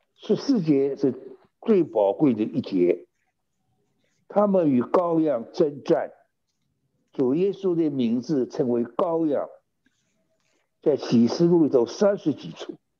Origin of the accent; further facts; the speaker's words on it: China; also born or lived in California, United States; now in United States; 我们中国人